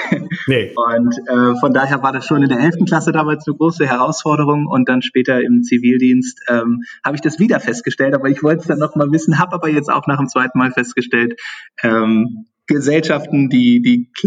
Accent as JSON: {"language": "German", "town": "Seesen", "region": "Lower Saxony", "country": "Germany", "said": "Ich komme ähm, aus Sesen am Harz und Sesen ist für zwei Dinge bekannt."}